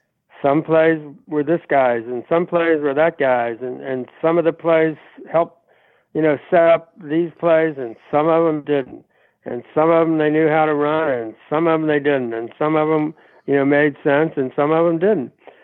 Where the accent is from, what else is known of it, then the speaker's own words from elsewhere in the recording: Cincinnati, Ohio, United States; as somebody who from Cincinnati with the Bengals.